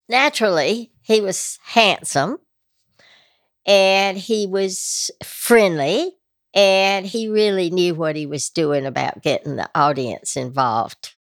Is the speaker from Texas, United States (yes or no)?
no; North Carolina, United States; accent: Southern